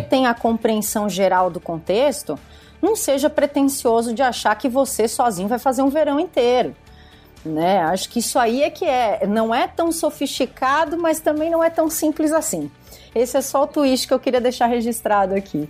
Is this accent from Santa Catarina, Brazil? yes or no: yes; Criciúma, Santa Catarina, Brazil; moved away as an adult; now in Florianópolis, Brazil; sou de Santa Catarina, moro em Florianópolis há, há 19 anos, mas sou pé preto, como eu, como eu digo para as pessoas, sou, na, sou, natural de Criciúma, que é sul do estado